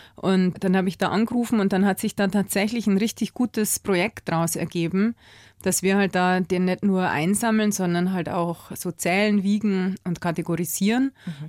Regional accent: Bavaria, Germany; bei uns in Bayern

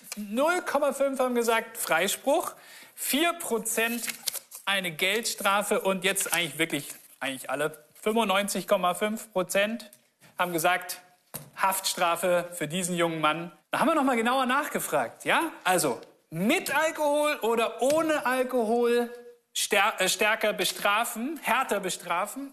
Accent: Augsburg, Bavaria, Germany; Wir sind hier mitten in der Innenstadt von Augsburg, meiner Heimatstadt

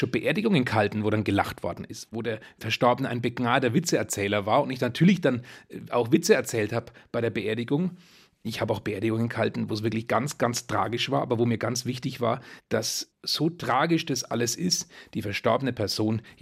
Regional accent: Bavaria, Germany; Wir Oberfranken, wir sagen ja

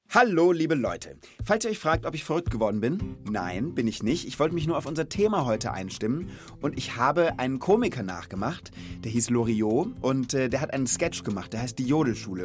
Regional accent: Rhenish Hesse, Rhineland-Palatinate, Germany; Aber ich komme auch nicht aus Bayern, sondern aus Reuhesse

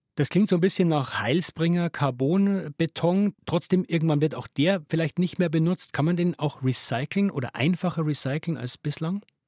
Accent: Regensburg, Bavaria, Germany; aus meiner Heimatstadt, ist die Regensburger Universität

